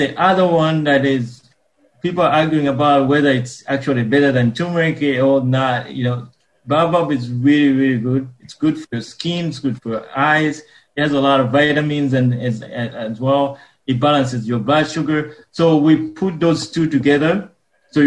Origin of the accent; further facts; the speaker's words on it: Uganda; moved away; I was born and raised in Uganda